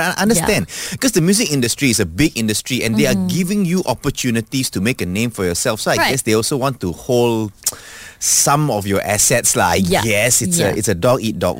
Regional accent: Malaysia; At least we are Malaysian.

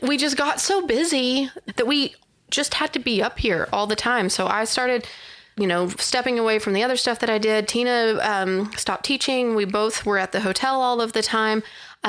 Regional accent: Texas, United States; also born or lived in Amarillo, Texas; now in Turkey, Texas, United States; I grew up in the Panhandle

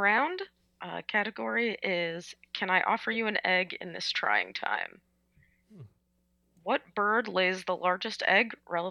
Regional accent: New Jersey, United States; New Jersey, which is my home state.

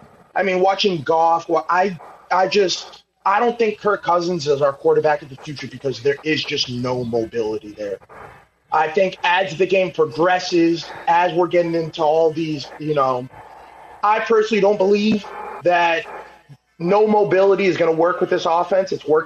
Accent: New England, United States; now in Baltimore, United States; I'm from New England. I'm from New England.

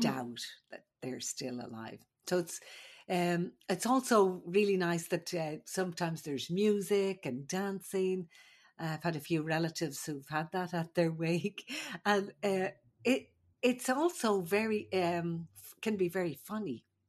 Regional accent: Ireland; moved away; I'm the Irish midwife.

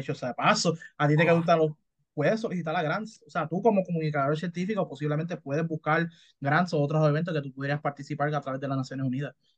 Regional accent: Puerto Rico; soy puertorriqueño

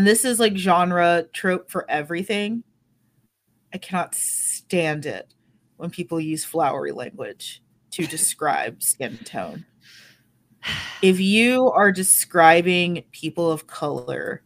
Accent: United States; as a dumb American

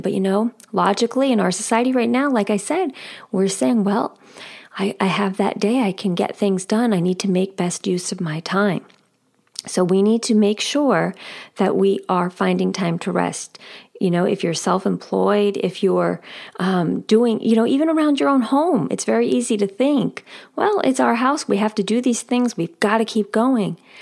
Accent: outside of New York City, United States; moved away as an adult; I grew up outside of New York City.

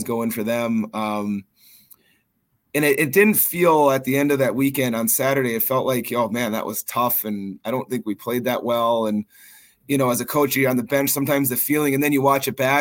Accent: Minnesota, United States; also born or lived in Duluth, Minnesota / Faribault, Minnesota; now in Maine, United States; I grew up in Minnesota, which has, you know, maybe in the United States, the richest hockey, you know, tradition anywhere

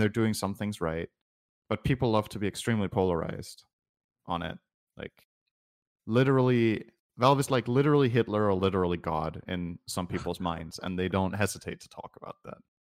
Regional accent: Denmark; I'm from Denmark.

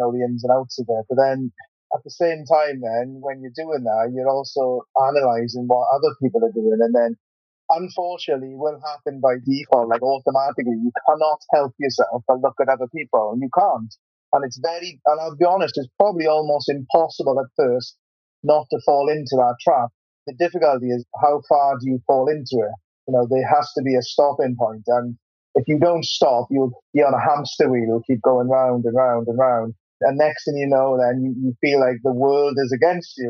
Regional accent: Wales, United Kingdom; moved away as an adult; now in England; I'm from Wales originally. So yeah, I've now moved countries.

